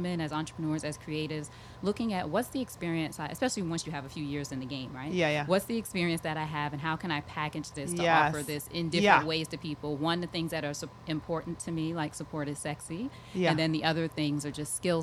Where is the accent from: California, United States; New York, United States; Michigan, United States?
New York, United States; Long Island; I grew up in Long Island